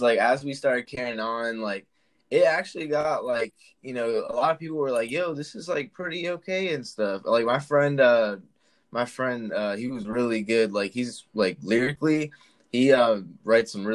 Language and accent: English; Charlotte, North Carolina, United States; I'm from Charlotte, North Carolina